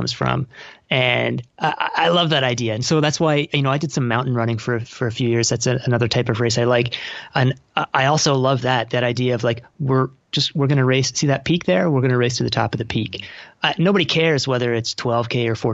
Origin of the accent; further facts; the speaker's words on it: Toronto, Ontario, Canada; moved away; I'm from Toronto and I moved back here about 5 years ago